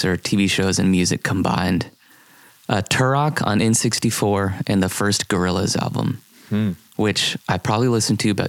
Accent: Columbia, United States; the house I grew up on in Columbia

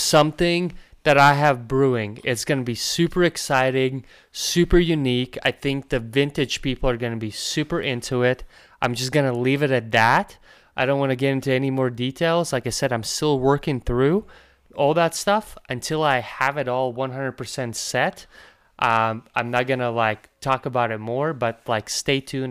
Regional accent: Latvia; moved away; I come from Latvia, and and that's kind of like where hockey started for me

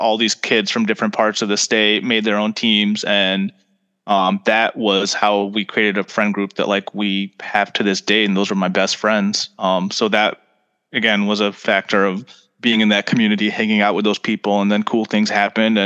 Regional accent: Farmington Hills, Michigan, United States; moved away as an adult; also born or lived in Italy; now in Chicago, United States; I grew up in Farmington Hills

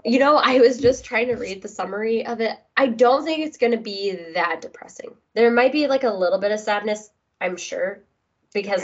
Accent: United States; being an American

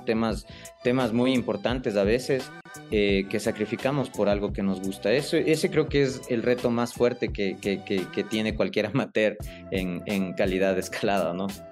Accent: Quito, Pichincha, Ecuador; soy ecuatoriano, eh, soy quiteño de nacimiento

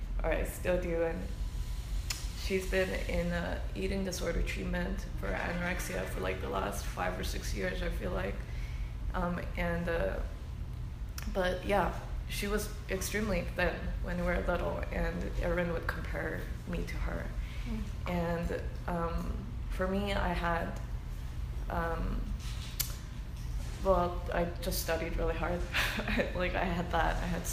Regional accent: United States; I'm Korean American

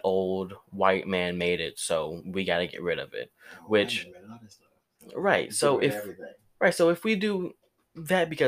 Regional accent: United States; I'm an American

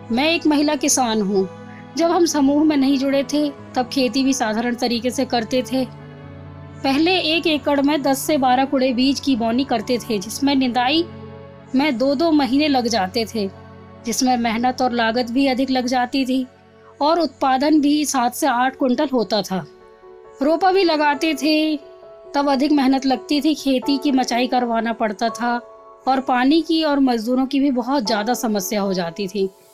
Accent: Maili village, Narayanganj tehsil, Mandla district, Madhya Pradesh, India; मैं ग्राम मैली तहसील नारायणगंज थाना टिकरिया जिला मंडला मध्य प्रदेश की मूल निवासी हूँ

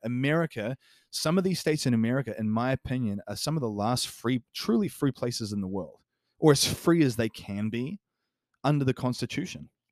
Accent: New Zealand; New Zealand, for example, my home country

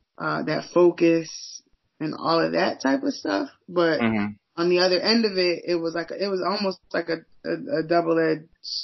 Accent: Massachusetts, United States; growing up in Massachusetts as a Muslim, really coming up in a black Muslim household, the community was very small

